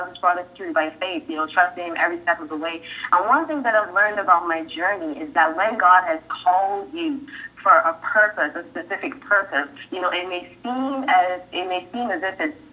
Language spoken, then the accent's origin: English; Barbados; moved away; also born or lived in Jamaica / Trinidad / Canada; I was born in Jamaica, raised in Barbados. I lived in Trinidad, and then I migrated to Canada, and now I'm here.